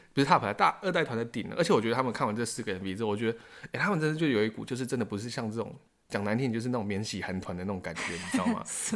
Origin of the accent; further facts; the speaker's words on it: Taiwan; 我们台湾人